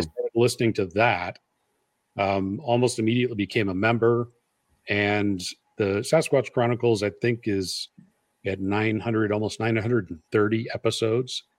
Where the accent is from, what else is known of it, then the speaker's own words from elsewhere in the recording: Iowa, United States; I'm from Iowa